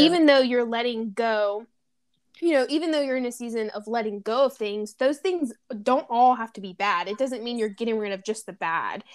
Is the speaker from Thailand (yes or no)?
no; Louisiana, United States; now in San Diego, United States; we're both from Louisiana